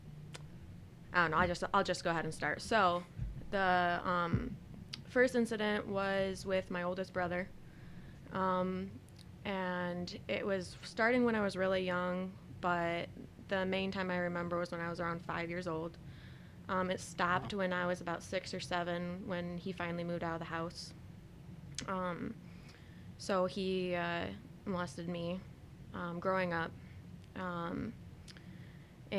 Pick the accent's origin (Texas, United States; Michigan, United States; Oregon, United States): Michigan, United States; Lansing; also born or lived in Pensacola / North Dakota; I was raised here in Lansing